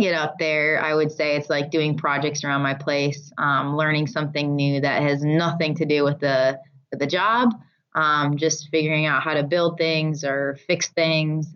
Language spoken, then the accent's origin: English; Michigan, United States; I grew up in Michigan, and here we call it going up north